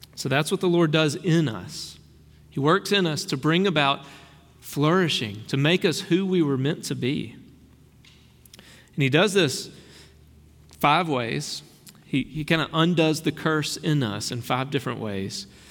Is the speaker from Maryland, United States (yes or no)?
no; Brookhaven, Mississippi, United States; I've got a little redneck in me. I grew up in Brookhaven